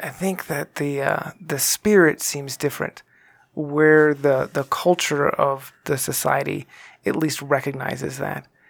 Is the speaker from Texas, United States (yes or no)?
yes; Texas, United States; I grew up in Texas